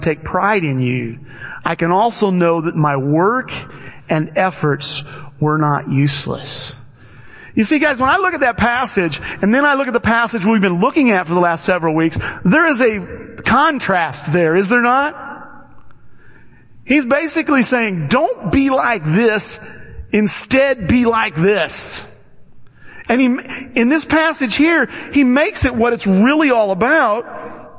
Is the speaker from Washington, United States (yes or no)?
no; Alton, Illinois, United States; I grew up in Alton, Illinois